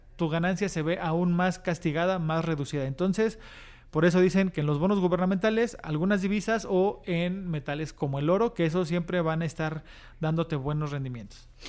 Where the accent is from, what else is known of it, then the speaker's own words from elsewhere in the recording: Mexico; los nuevos mexicanos que cada vez vamos siendo